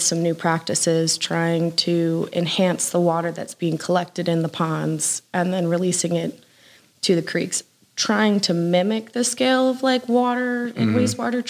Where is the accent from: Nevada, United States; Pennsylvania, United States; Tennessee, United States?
Pennsylvania, United States; moved away as an adult; also born or lived in Georgia; now in Lawrenceville, United States; I come from Pennsylvania. I've lived in Georgia now for about 9 months.